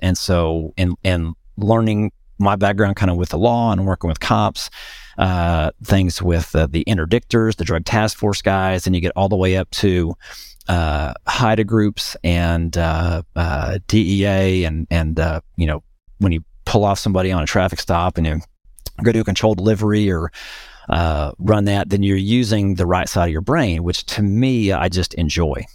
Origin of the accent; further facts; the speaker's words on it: north central Oklahoma, United States; in my hometown, uh, which is up in north central Oklahoma